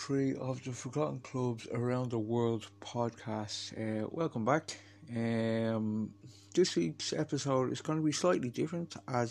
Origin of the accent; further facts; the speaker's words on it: Ireland; simply because I am Irish